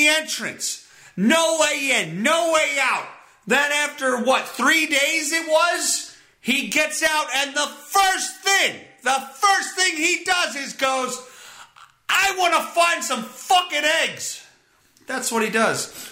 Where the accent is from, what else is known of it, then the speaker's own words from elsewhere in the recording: Pennsylvania, United States; my home state of Pennsylvania